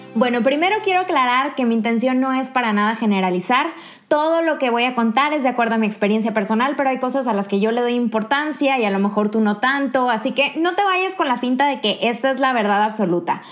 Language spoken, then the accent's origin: Spanish; Mexico; moved away as an adult; now in Kraków, Poland; una mexicana viviendo en Polonia